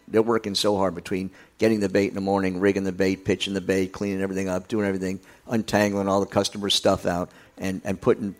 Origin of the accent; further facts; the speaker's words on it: Florida Keys, United States; when you're growing up down here a little bit